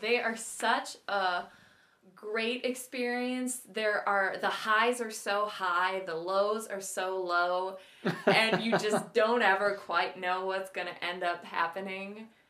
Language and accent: English; Iowa, United States; also born or lived in Columbia, South Carolina; now in Minnesota, United States; I love living in Minnesota. I love being Minnesotan. I'm originally from Iowa. Never felt a strong affinity for my home state, necessarily.